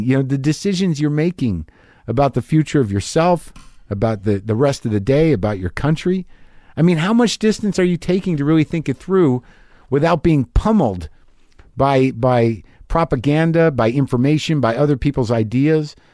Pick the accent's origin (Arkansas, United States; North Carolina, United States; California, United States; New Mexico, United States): New Mexico, United States; moved away; also born or lived in New Jersey; I grew up in New Mexico